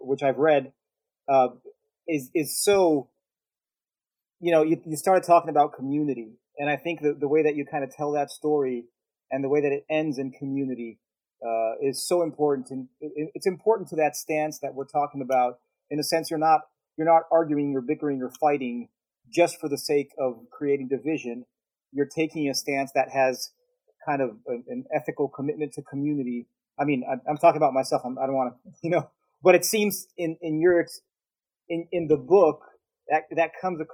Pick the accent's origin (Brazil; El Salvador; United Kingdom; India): Brazil; English is a second language; moved away as an adult; now in Dallas, United States; I'm not American, you know, and then how do I identify as a Brazilian